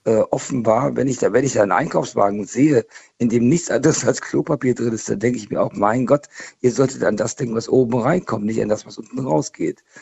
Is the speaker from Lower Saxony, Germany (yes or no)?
yes; Hanover, Lower Saxony, Germany; moved away; also born or lived in Swabia; ich komme ursprünglich aus Hannover, also aus Niedersachsen